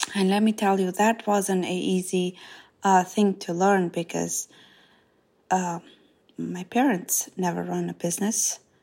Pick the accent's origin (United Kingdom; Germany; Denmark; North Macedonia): North Macedonia; English is a second language; moved away as an adult; now in United States; I grew up in Macedonia in a small village called Zhytosia, and I moved to United States When I was twenty years old